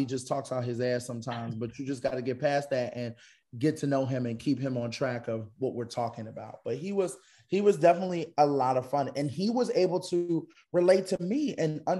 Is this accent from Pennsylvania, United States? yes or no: yes; Philadelphia, Pennsylvania, United States; I'm from Philly